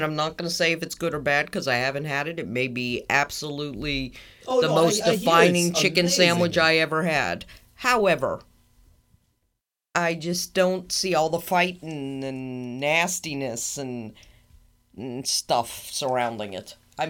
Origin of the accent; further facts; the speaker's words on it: Pittsburgh, Pennsylvania, United States; because I'm from Pittsburgh.